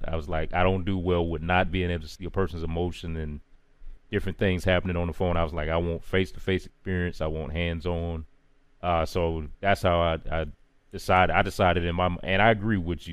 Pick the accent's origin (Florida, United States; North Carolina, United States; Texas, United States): North Carolina, United States; Charlotte; out of Charlotte, North Carolina, born and raised.